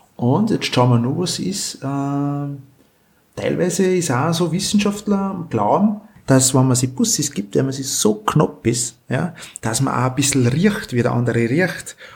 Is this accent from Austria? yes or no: yes; Austria; bei uns in Österreich